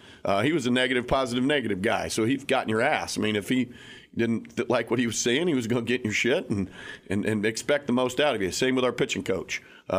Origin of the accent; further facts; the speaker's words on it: Oklahoma, United States; Nobody kind of really knew a ton about Wichita State growing up in Oklahoma.